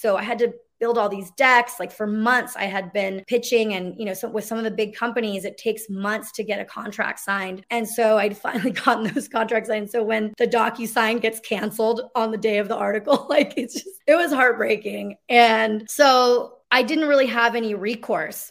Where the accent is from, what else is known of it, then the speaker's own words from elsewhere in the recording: Mexico City, Mexico; moved away; also born or lived in Los Angeles; I'm Mexican. I come from, you know, I was born in Mexico City